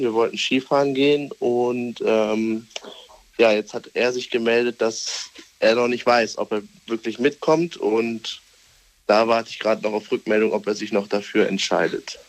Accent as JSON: {"language": "German", "town": "Düsseldorf", "region": "North Rhine-Westphalia", "country": "Germany", "said": "ich bin aus Düsseldorf"}